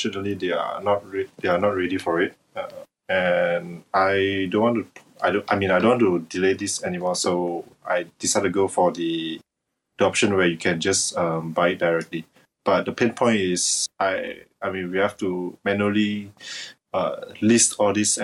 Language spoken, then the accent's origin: English; Malaysia; English is a second language; I'm from Malaysia